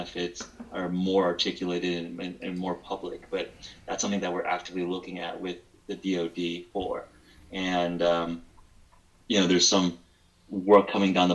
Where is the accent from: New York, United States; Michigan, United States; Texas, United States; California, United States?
California, United States; Palos Verdes; also born or lived in Stanford; I grew up in Palos Verdes, which is a suburb of Los Angeles